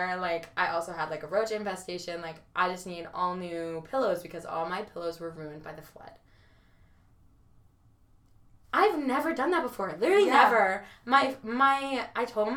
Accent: Georgia, United States; I'm from Georgia

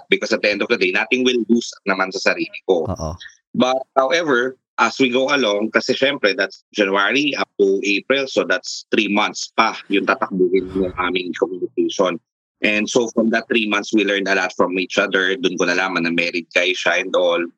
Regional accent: Taguig, Metro Manila, Philippines; Siguro nakita niya sa profile ko that I'm from Taguig.

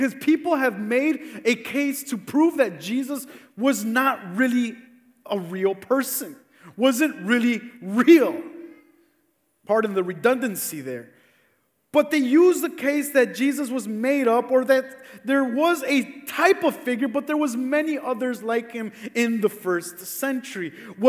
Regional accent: Cicero, Illinois, United States; a lot of us here that live in Cicero

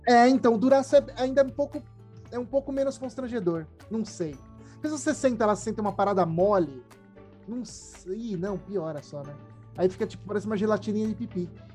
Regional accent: Brazil; A gente é brasileiro

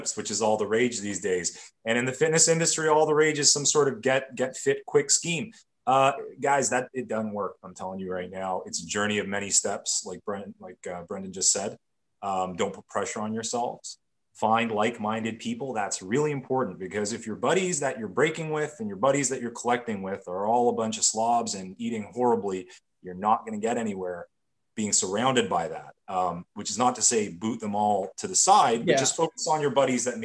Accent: Canada; I'm Canadian

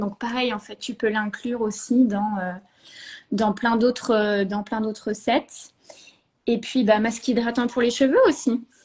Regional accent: Normandy, France; moved away as an adult; also born or lived in Paris / Bordeaux; je suis normande de base, voilà. J'ai fait toutes mes, mes études en Normandie

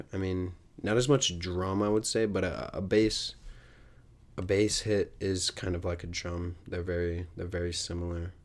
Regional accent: United States; growing up in the United States

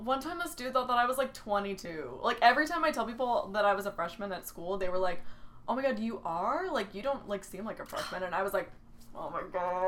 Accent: San Antonio, Texas, United States; accent: Valley Girl; San Antonio

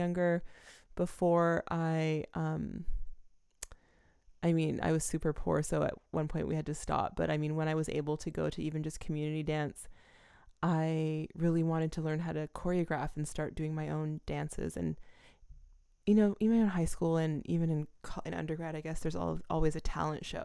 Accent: Canada; I'm from Canada. I grew up in Canada

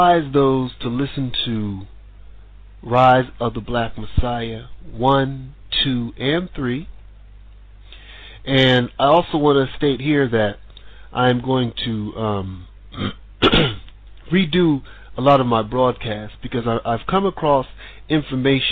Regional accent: United States; moved away as an adult; now in Sweden; I'm American

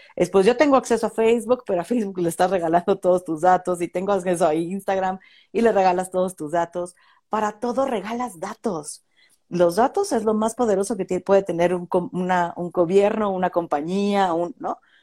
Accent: Mexico; mi comunidad va a seguir siendo la mexicana

